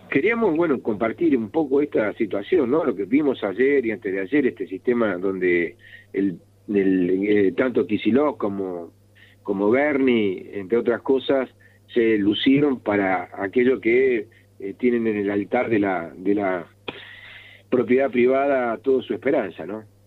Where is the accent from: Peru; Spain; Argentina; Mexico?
Argentina; Como la nuestra, como la Argentina